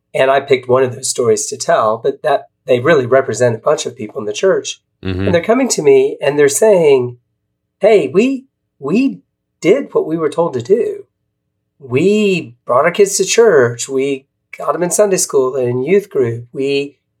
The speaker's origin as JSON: {"language": "English", "region": "South Carolina", "country": "United States", "tie": "born or raised there", "moved": "yes", "lives_now": "Portland, United States", "said": "I live in Portland, Oregon for the last 11 years, but I'm actually a Southerner. I grew up in South Carolina"}